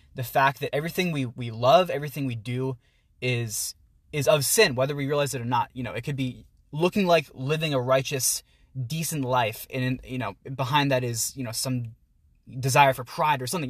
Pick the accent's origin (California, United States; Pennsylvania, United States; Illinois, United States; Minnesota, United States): Pennsylvania, United States; Pittsburgh; moved away as an adult; now in Philadelphia, United States; I grew up in the Pittsburgh area, um, down in Peters Township, and right now I'm a student at the University of Pennsylvania out in Philly